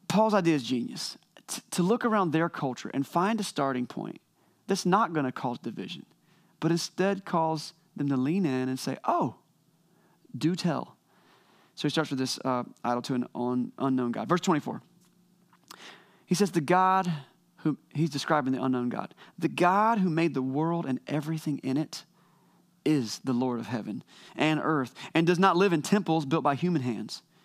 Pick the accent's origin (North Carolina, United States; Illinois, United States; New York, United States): North Carolina, United States; Wilson; I left my hometown of Wilson, North Carolina